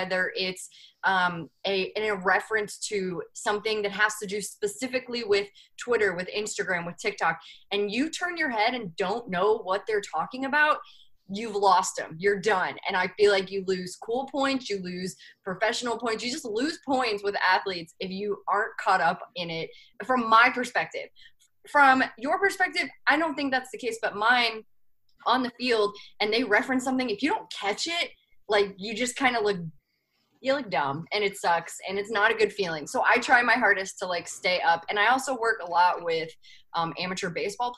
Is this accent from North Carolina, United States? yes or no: no; Missouri, United States; moved away as an adult; also born or lived in New York; I'm from Missouri